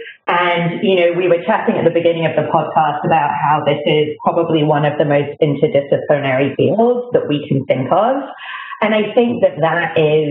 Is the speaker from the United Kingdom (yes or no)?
yes; United Kingdom; moved away as an adult; also born or lived in London; now in United States; you may notice from my accent that I grew up in Britain